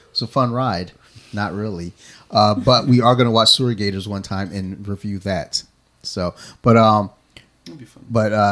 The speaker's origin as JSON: {"language": "English", "town": "Detroit", "region": "Michigan", "country": "United States", "said": "I'm from Detroit, Michigan."}